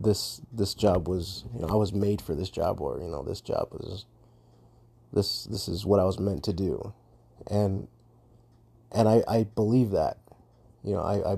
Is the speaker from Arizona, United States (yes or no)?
yes; Arizona, United States; I worked in my hometown for the ambulance there, the EMS service